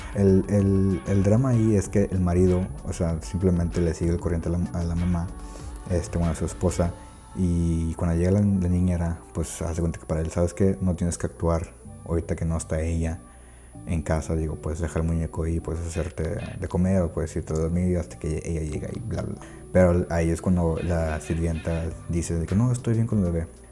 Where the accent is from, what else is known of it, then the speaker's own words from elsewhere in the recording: Monterrey, Nuevo León, Mexico; soy de Monterrey, Nuevo León, México.